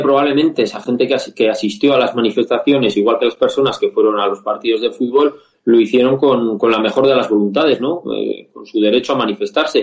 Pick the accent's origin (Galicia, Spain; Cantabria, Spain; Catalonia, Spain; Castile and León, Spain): Castile and León, Spain; En Castilla y León, de donde soy yo